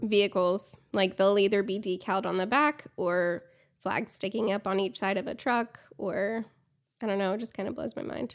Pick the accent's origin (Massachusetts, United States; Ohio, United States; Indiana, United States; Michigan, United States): Ohio, United States; Columbus; moved away as an adult; now in Amarillo, United States; born and raised in Columbus, Ohio